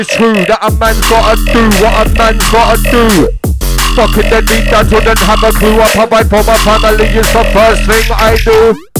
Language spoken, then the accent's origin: English; London, United Kingdom; moved away as an adult; now in Leeds, United Kingdom; I was born and raised in South London for 36 years.